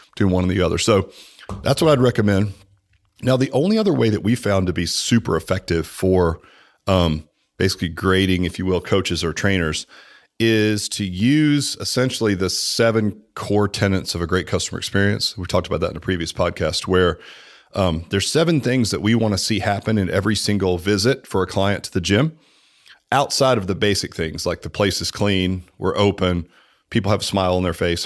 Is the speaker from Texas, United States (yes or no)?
yes; Dallas, Texas, United States; moved away; I'm from Dallas, man. I mean, I've been here longer than you